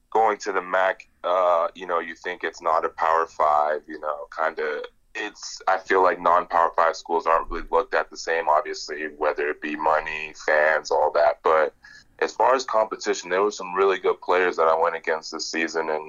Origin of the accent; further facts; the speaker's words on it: Chicago, Illinois, United States; born there; also born or lived in Nigeria; I was born in Chicago. My dad actually moved out here at 18 years old, um, on his own